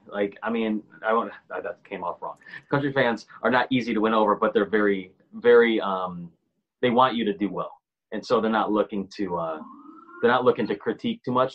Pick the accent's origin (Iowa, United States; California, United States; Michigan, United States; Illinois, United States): Michigan, United States; Grand Rapids; moved away as an adult; also born or lived in Nashville; now in Los Angeles, United States; I grew up in Grand Rapids, Michigan.